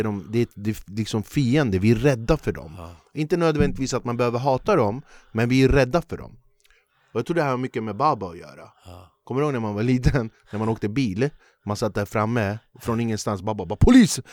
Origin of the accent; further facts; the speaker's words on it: Flemingsberg, Stockholm County, Sweden; när jag växte upp i Flemingsberg